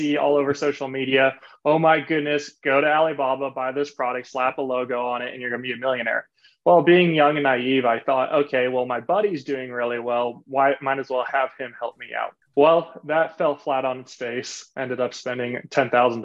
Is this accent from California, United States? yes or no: yes; Laguna Beach, California, United States; I originally grew up in Southern Orange County in a city called Laguna Beach